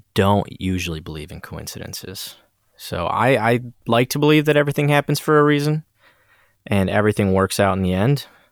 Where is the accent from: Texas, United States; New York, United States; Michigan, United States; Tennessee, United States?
Michigan, United States; Port Huron; my hometown of Port Huron, Michigan